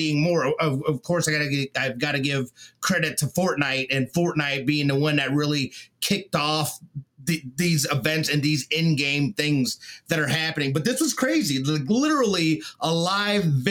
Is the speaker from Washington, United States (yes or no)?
no; Las Vegas, Nevada, United States; We're all from Vegas.